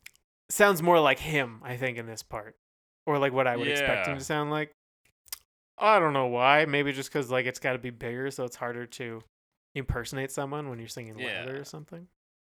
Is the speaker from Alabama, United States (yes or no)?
no; California, United States; I'm from California.